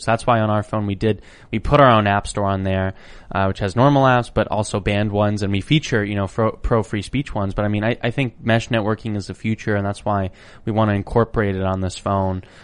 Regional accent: Idaho, United States; growing up where I grew up, it was, you know, a, an amazing, wonderful place. It was a very beautiful geography. I'm from Idaho

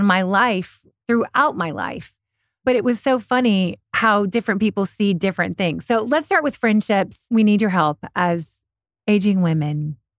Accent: Kentucky, United States; also born or lived in New York / Europe; I'm originally from Kentucky. I lived in New York, Europe for 7 years, back to New York, back to LA.

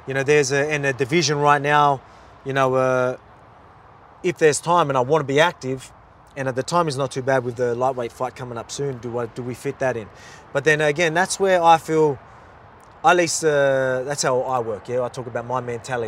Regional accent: Australia; I'm from Australia

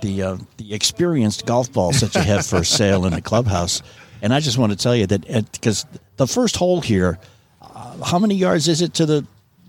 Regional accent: New York, United States; now in Louisville, United States; I'm from New York

